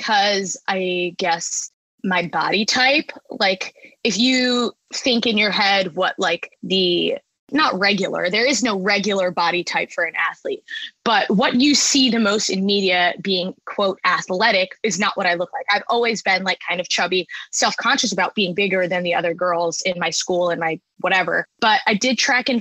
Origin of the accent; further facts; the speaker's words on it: Long Island, New York, United States; moved away as an adult; also born or lived in Boston; I'm from New York, born and raised Long Island, and I went away to Boston